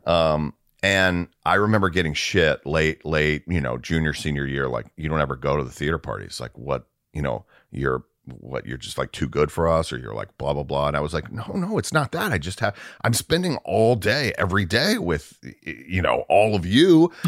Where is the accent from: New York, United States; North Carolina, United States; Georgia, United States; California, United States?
Georgia, United States; Atlanta; moved away as an adult; also born or lived in Dallas / Minneapolis; now in Los Angeles, United States; I grew up in Atlanta, so that was my ho, I mean, I was born, raised, w, through high school.